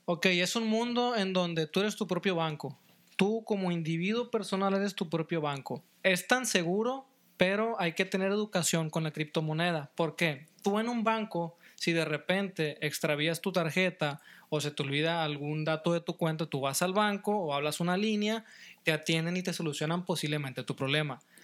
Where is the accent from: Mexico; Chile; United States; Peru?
Mexico; soy mexicano, yo como mexicano